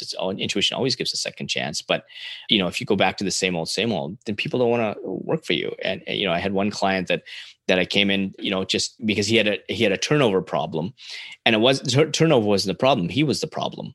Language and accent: English; Canada; as a Canadian